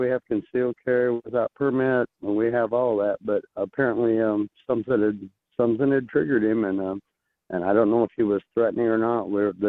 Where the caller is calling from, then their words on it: Bullhead City, Arizona, United States; Hey, man, I'm from Bullhead City, Arizona.